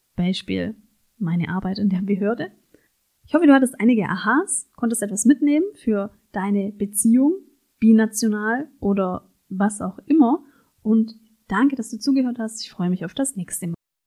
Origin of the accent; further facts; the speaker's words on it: Germany; ich als Deutsche eben sehr individualistisch auch sozialisiert bin